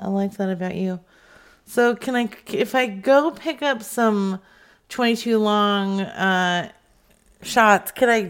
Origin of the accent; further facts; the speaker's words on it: Colorado, United States; now in Iron River, United States; Well, originally, I'm from Colorado, but I'm over here now in Iron River.